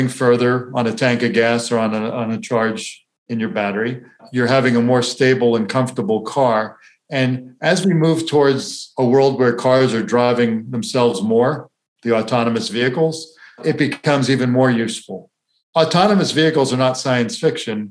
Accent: Florida, United States; I grew up in Florida where you'd park your car at the beach for 2 hours and you wouldn't be able to sit in it

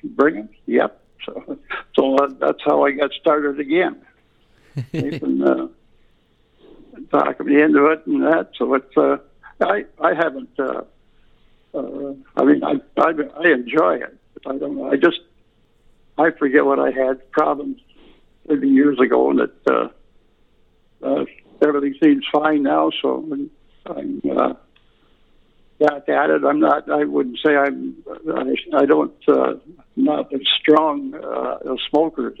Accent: Essex, Ontario, Canada; I grew up in the town of Essex, Ontario

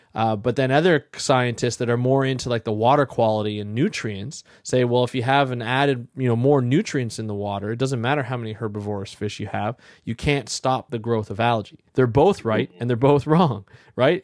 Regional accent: Ontario, Canada; where I grew up in Ontario

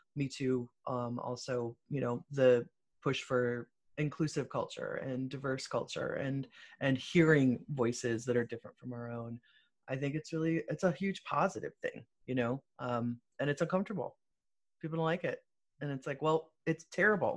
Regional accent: Muskegon, Michigan, United States; I was born in Muskegon

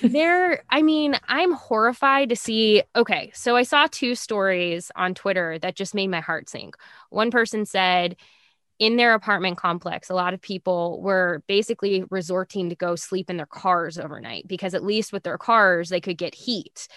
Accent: Nebraska, United States; growing up in Nebraska

